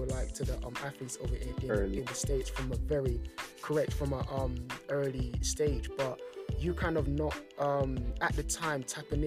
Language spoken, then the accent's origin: English; London, United Kingdom; me being born and raised in London